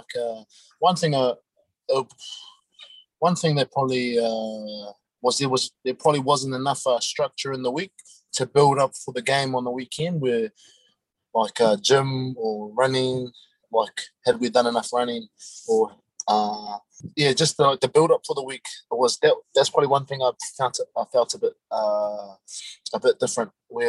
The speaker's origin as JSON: {"language": "English", "region": "Auckland", "country": "New Zealand", "tie": "born or raised there", "said": "Yeah, I'm from Auckland, South Auckland, born and bred in Auckland, played all my rugby out there."}